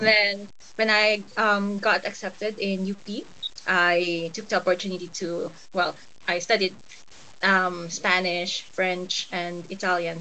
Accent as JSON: {"language": "English", "town": "General Santos", "region": "Soccsksargen", "country": "Philippines", "tie": "born or raised there", "moved": "as an adult", "lives_now": "Spain", "said": "I grew up in General Santos City in the Philippines"}